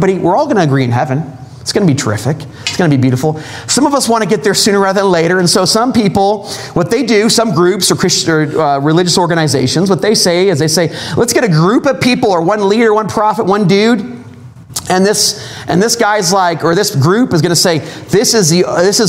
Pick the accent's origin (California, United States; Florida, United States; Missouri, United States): California, United States; Southern; moved away; I'm from Southern California